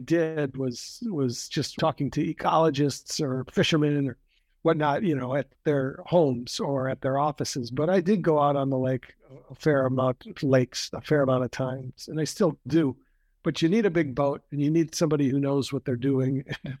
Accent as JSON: {"language": "English", "region": "Wisconsin", "country": "United States", "tie": "born or raised there", "also_born_or_lived": "Michigan / Idaho / Salt Lake City, Utah", "said": "I'm from Wisconsin. I was born here, grew up here, and went to college over in Michigan"}